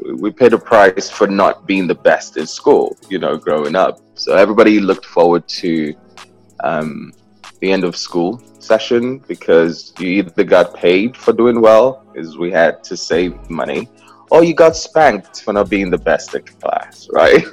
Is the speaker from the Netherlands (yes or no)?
no; Nigeria; moved away as an adult; now in New York, United States; I was born in Nigeria. I'm the uh, the fourth of six children um, uh, in five countries. Actually, that's the funny thing. So there's six of us, but we're in five countries today. Um, I left uh, I left Nigeria at 19